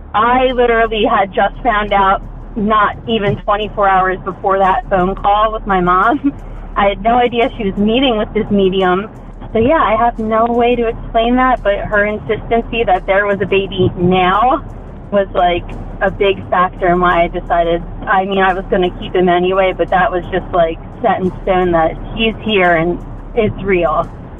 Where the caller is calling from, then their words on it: Pennsylvania, United States; I'm calling in from Pennsylvania.